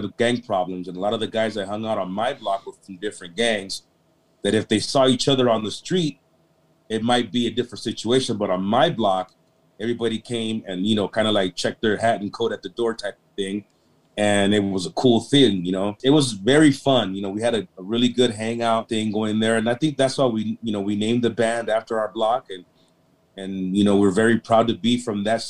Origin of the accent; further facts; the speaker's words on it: South Gate, California, United States; I grew up in Southgate, California, and it was considered like a lower middle class neighborhood in those days.